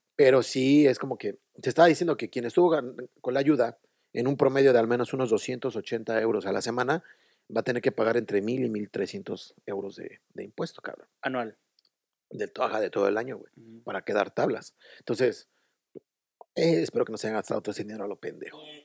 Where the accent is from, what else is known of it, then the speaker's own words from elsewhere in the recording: Mexico City, Mexico; moved away as an adult; now in Dublin, Ireland; De México. De México, sí, de la Ciudad de México.